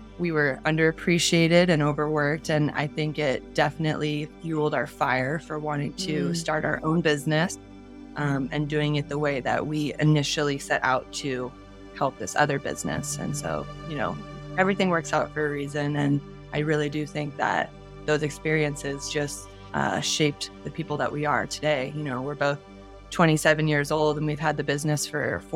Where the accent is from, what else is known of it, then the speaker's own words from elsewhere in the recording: Newport Beach, California, United States; I'm from Newport Beach in Orange County